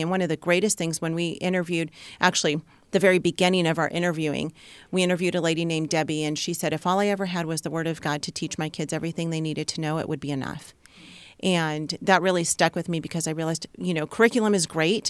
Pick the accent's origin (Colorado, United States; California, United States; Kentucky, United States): California, United States; Southern; moved away as an adult; we are from Southern California, and that was our bubble, and that was our comfort zone